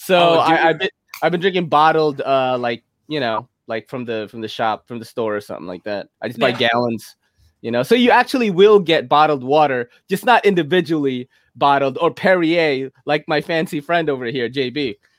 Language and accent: English; New York City, New York, United States; Yeah, I think I'm from New York City. I judge pizza.